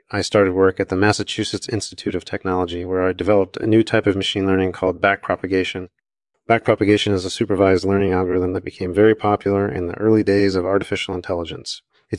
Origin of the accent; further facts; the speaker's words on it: Vienna, Austria; I was born in 1954 in Vienna, Austria. I grew up taking classes in physics and mathematics.